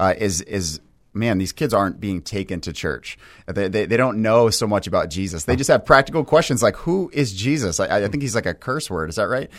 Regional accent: New Hampshire, United States; we actually both grew up in New Hampshire

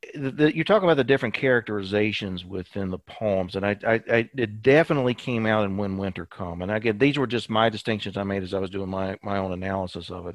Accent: Winchester, Kentucky, United States; I grew up in Winchester

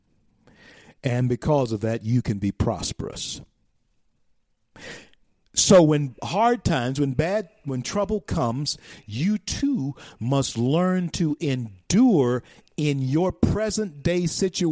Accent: Shreveport, Louisiana, United States; That's where I was born. I was born in Confederate Memorial Hospital, Shreveport, Louisiana.

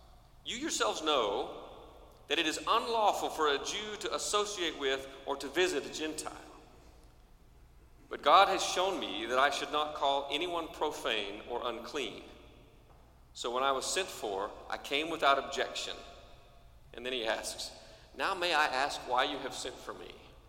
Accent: Cherokee, United States; it's hard for a Methodist preacher's kid to answer the question, where are you from? Because we're from lots of places. But I'd tell you, I'm from Cherokee. And it's home.

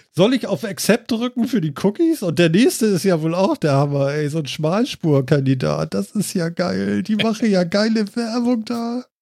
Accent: Germany; bei uns in Deutschland

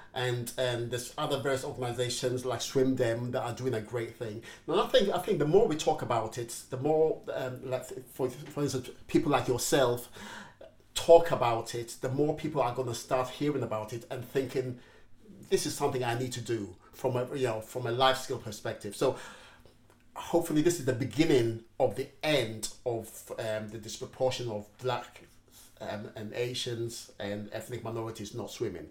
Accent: Ghana; I'm Ghanaian

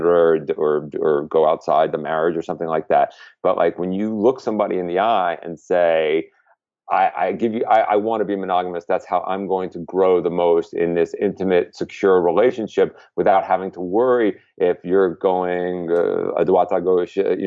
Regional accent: New York, United States; as a New Yorker

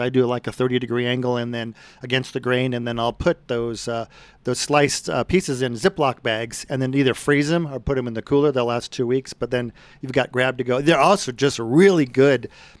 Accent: Brighton, Colorado, United States; That was the biggest group we ever did on the farm I grew up in Brighton.

